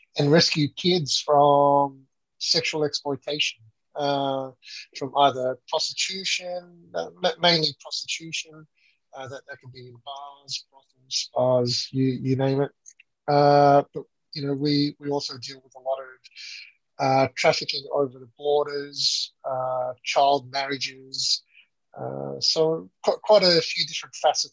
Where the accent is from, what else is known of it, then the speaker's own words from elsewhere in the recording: Melbourne, Victoria, Australia; accent: Australian; moved away as an adult; now in Philippines; Originally from Melbourne, out in the western suburbs. That's where I grew up.